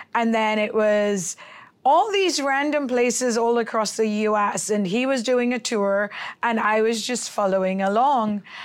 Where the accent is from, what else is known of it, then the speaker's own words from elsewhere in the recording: Hong Kong; moved away; also born or lived in Philippines / Los Angeles / New York / San Francisco; I was born in the Philippines, raised in Hong Kong, and lived in L A, New York, San Francisco, and Dubai, and I've been in the valley for seven years